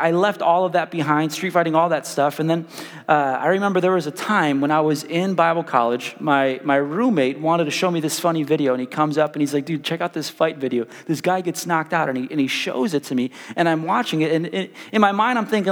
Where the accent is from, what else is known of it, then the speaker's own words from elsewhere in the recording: Chicago, Illinois, United States; now in Wichita, United States; I grew up in South Chicago, really rough neighborhood.